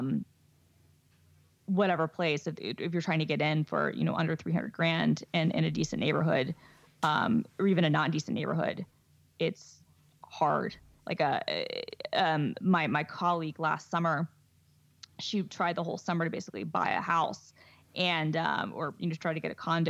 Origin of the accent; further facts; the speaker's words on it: New York City, New York, United States; moved away as an adult; now in Seattle, United States; I'm from New York.